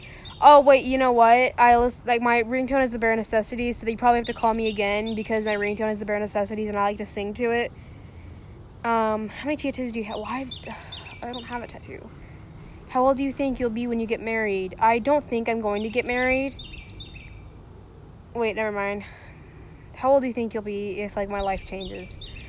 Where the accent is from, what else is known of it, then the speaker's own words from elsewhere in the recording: Oklahoma City, Oklahoma, United States; born there; now in Texas, United States; I was not born in Bethany. Who told me I was born in Bethany? I was born in Oklahoma City.